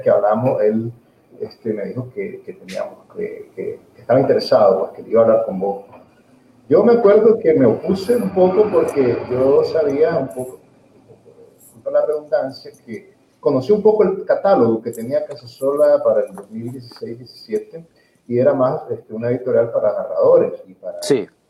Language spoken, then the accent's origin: Spanish; Nicaragua; also born or lived in Ocotepeque, Honduras